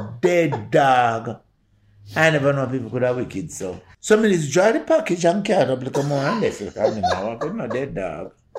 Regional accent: Jamaica; I feel very proud to be Jamaican.

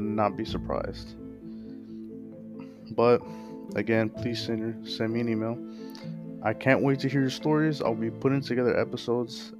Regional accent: Texas, United States; I am from Texas

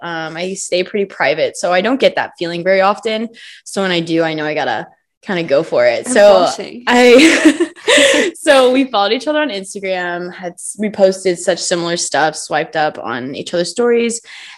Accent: Kansas City, United States; I'm from Kansas City, grew up here my whole life, ended up going to college at K-State. I am 23 years old.

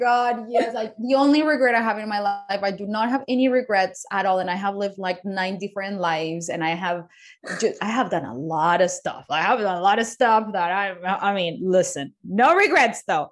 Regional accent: Colombia; English is a second language; moved away; I was born in Colombia. I didn't even know how to speak English when I, when I was a child. I taught myself how to speak English

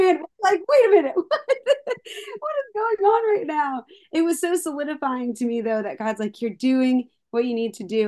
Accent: Palmyra, Pennsylvania, United States; moved away as an adult; now in Nashville, United States; I'm originally from Paul Myra, right next to Hershey, but no one knows Paul Myra, but everyone knows Hershey

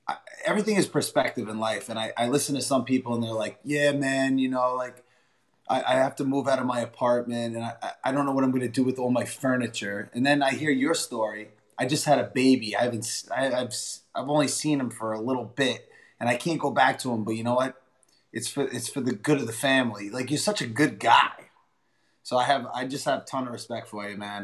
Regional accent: California, United States; I'm from California. I work at Hennessy's in Hermosa Beach

